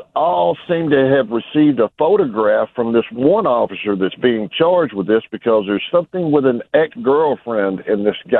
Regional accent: Memphis, Tennessee, United States; moved away as an adult; now in Wisconsin, United States; I am from Memphis. I've grown up there, been around. I live across the state line now, away from the riffraff.

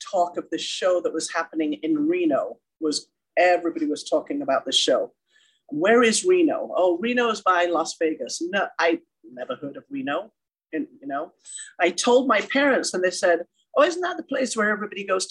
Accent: England, United Kingdom; moved away as an adult; now in Carson City, United States; I grew up in a small town in England, went to a dance studio.

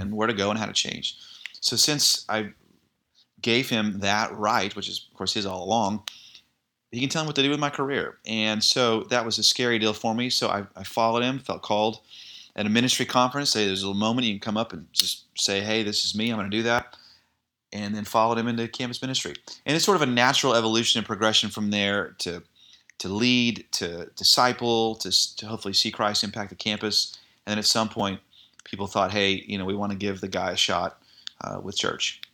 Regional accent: Irving, Texas, United States; I grew up in the Dallas area, you may know this, in Ir-, Irving, Texas

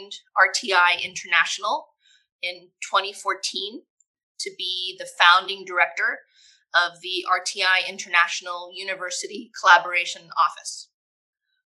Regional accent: suburbs of New York, United States; now in Orange County, North Carolina, United States; I grew up in the suburbs of New York

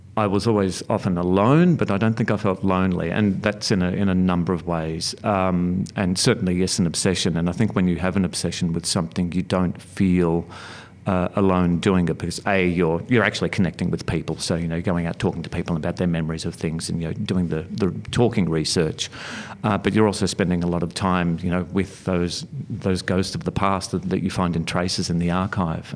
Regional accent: Melbourne, Victoria, Australia; I grew up in Sunshine in, uh, Melbourne's western suburbs.

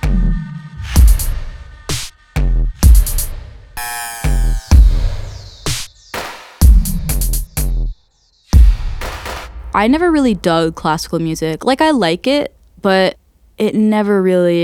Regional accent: New York City, New York, United States; I grew up mainly in Queens, Forest Hills

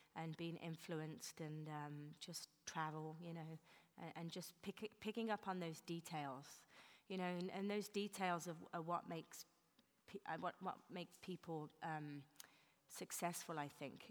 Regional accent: England, United Kingdom; now in New York, United States; being English

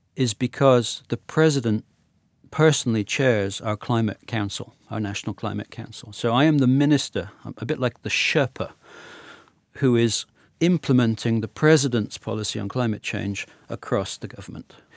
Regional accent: Uganda; also born or lived in Sierra Leone / Nigeria; now in Gabon; I grew up in Uganda. Did most of my primary school in Uganda

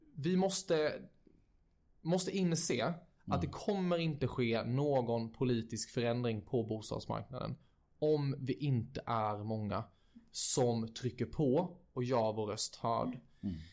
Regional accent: Växjö, Kronoberg County, Sweden; now in Stockholm, Sweden; flytta hem till Växjö, som mm. jag är från.

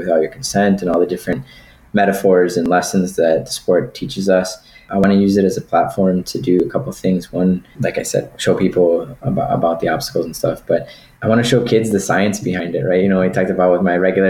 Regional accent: Puerto Rico; also born or lived in Wisconsin; But I was born in September. 2.5 months later, I was on a plane to Puerto Rico.

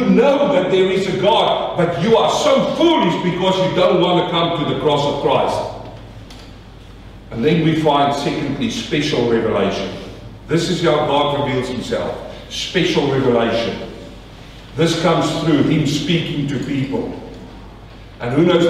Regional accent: South Africa; also born or lived in New Zealand / Australia; now in Melbourne, Australia; I come from South Africa

